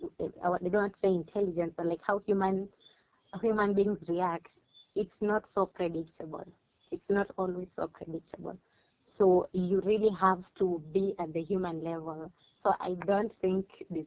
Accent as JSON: {"language": "English", "country": "Kenya"}